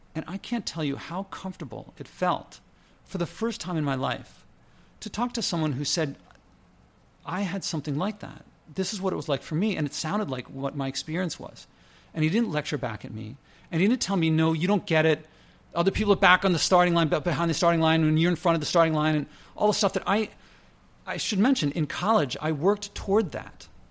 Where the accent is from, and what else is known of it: United States